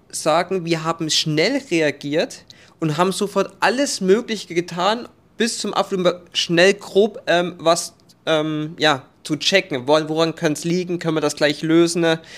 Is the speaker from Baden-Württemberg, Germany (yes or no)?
no; Thuringia, Germany; Ja, meine Heimat, Sonneberger Landkreis, ja.